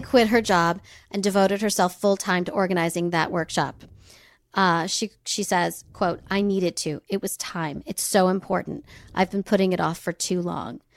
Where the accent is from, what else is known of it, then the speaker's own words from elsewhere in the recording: United States; a white person born in America